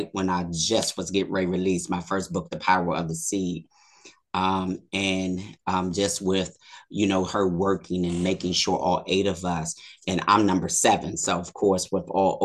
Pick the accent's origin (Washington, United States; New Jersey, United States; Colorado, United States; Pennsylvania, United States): Pennsylvania, United States; Harrisburg; moved away as an adult; now in Maryland, United States; I'm originally from Harrisburg, Pennsylvania, born and raised